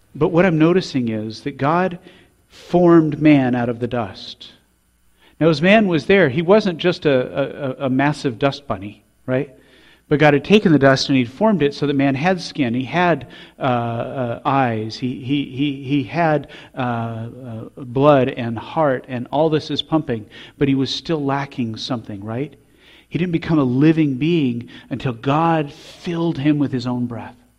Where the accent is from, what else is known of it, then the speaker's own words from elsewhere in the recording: Colorado, United States; I grew up in Colorado